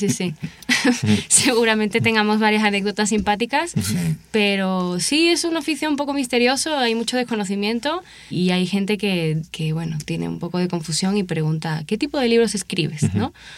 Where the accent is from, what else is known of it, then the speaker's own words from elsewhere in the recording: Seville, Andalusia, Spain; moved away; Soy original de Sevilla, España, y realicé mi licenciatura allá en mi ciudad de, origen